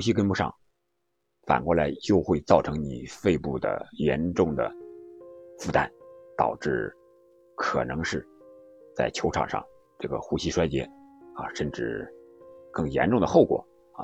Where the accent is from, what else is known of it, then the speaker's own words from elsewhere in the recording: China; 用我们中国人的防疫政策来看